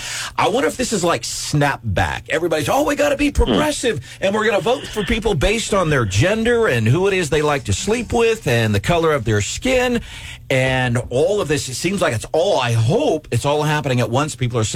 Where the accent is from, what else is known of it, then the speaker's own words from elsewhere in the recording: St. Louis, Missouri, United States; also born or lived in Illinois / California / Arizona; I was an Air Force brat, so I was in Illinois, California, Arizona. But most of my formative years, I grew up along South Grand Boulevard by Tower Grove Park, Grand and Arsenal in South St. Louis.